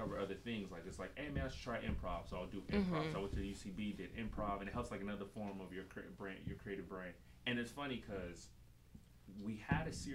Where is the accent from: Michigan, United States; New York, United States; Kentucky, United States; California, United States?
California, United States; Los Angeles; From Los Angeles, born and raised